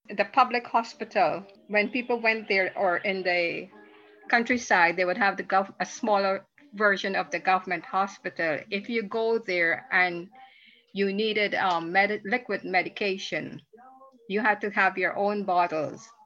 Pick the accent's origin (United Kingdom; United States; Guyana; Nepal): Guyana; Guyana we did not know the word recycling when I grew up.